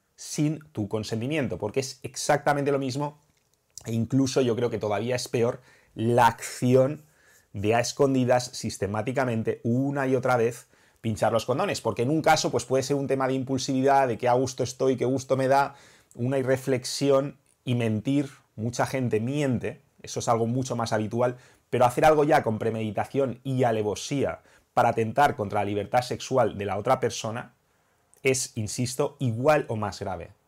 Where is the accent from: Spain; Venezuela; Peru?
Spain; mi país